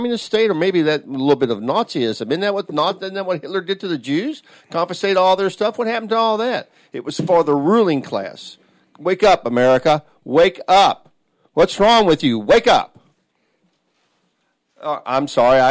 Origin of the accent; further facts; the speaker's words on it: Louisville, Kentucky, United States; I'm from Louisville, Kentucky